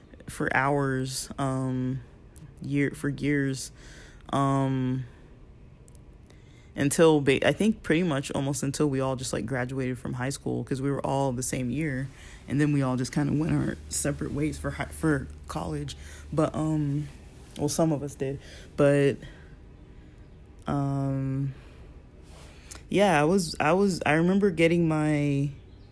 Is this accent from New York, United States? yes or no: no; Los Angeles, California, United States; also born or lived in Torrance, California; we moved from Westchester to Torrance